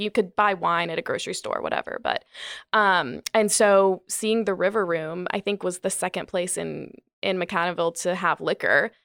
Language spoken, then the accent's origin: English; Gastonia, North Carolina, United States; moved away as an adult; also born or lived in New York; now in Charlotte, United States; I grew up in Gastonia, um, my whole family really is from Gastonia